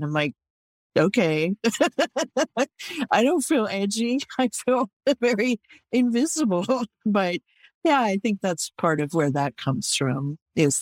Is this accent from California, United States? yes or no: yes; Oakland, California, United States; I grew up in Oakland